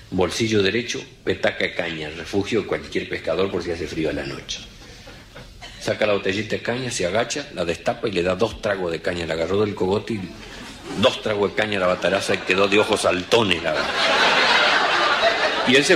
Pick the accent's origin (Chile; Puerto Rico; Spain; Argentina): Argentina; Villa Ángela, Chaco; Mi pueblo, Villángela, Chaco, que es la tercera ciudad del Chaco, no es ningún pueblo, es una ciudad. Cumplimos 75 años el otro día en mayo. Estamos a 210 kilómetros del río más cerca.